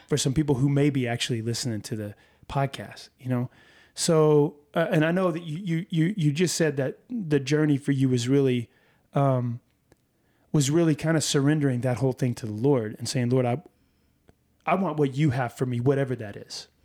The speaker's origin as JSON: {"language": "English", "region": "Texas", "country": "United States"}